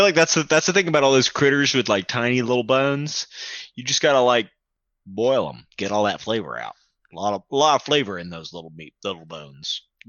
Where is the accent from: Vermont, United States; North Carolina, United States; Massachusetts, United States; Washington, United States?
North Carolina, United States; Western; I as a Western North Carolinian